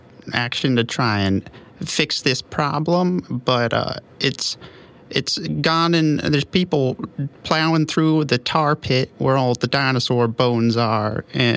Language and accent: English; Montana, United States; Oh, no, it's just a family name. I'm actually from Montana.